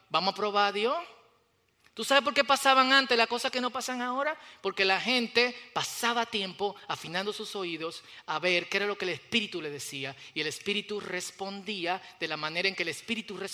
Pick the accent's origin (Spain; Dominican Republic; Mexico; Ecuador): Dominican Republic; Y ustedes saben que como los dominicanos, cada vez que nos movemos a otro país, de una vez adoptamos el acento